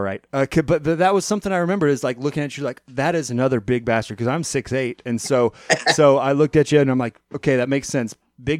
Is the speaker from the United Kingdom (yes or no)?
no; Alaska, United States; growing up in Alaska